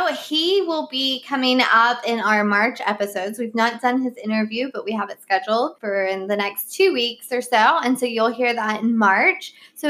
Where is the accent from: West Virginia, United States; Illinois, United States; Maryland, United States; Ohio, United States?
West Virginia, United States; born or raised there